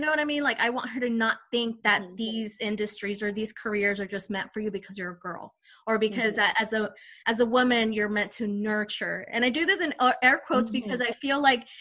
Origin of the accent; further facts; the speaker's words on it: Mexico; moved away; I was born in Mexico